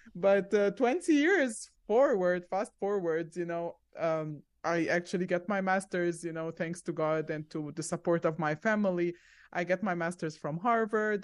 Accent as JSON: {"language": "English", "country": "Egypt", "tie": "born or raised there", "also_born_or_lived": "Zambia / Arizona", "moved": "as an adult", "lives_now": "Orlando, United States", "said": "we stayed there for five years, and then we went to Egypt because my parents were originally from Egypt, and I lived there for about seventeen years"}